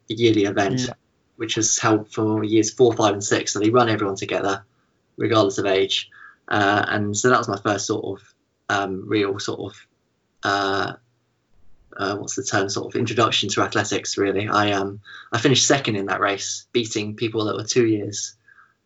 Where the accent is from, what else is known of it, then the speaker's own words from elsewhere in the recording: Findon, South East England, United Kingdom; I was born in a little village called Findon, so it's about half an hour east of Chichester